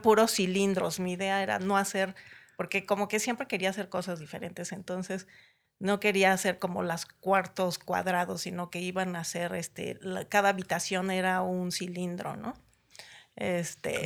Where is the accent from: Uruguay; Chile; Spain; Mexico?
Mexico; Naucalpan, State of Mexico; also born or lived in Tapachula, Chiapas; nací en Tapachula, Chiapas, en 1963. este, y llegué a México en 1970, a Ciudad Satélite